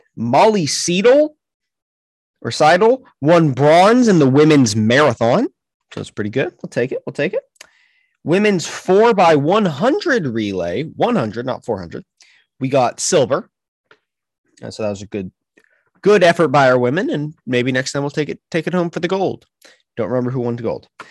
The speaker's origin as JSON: {"language": "English", "country": "United States", "said": "we're from America"}